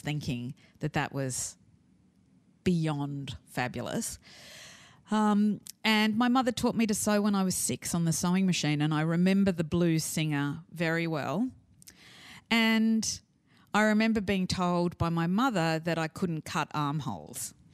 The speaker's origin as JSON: {"language": "English", "town": "Sydney", "region": "New South Wales", "country": "Australia", "tie": "born or raised there", "said": "I was brought up in the North Shore in the seventies in Australia, and I was bilingual"}